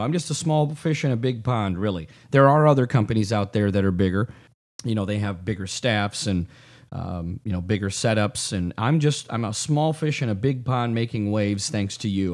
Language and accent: English; South Lyon, Michigan, United States; also born or lived in Redford, Michigan; now in Brighton, United States; I grew up in South Lyon